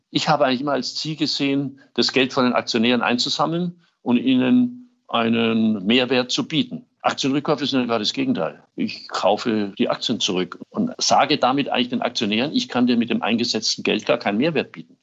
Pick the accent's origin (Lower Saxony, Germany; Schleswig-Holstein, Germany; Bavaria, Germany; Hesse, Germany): Bavaria, Germany; Erlangen; in Erlangen, in meiner Heimatstadt